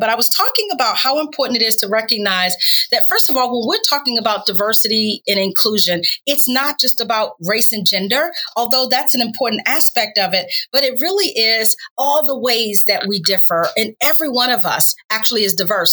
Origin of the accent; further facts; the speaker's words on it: North Carolina, United States; also born or lived in Washington, D.C.; now in Tampa Bay, United States; I grew up in North Carolina, but my parents moved to Washington, D.C., so I lived there for about 30 years as well.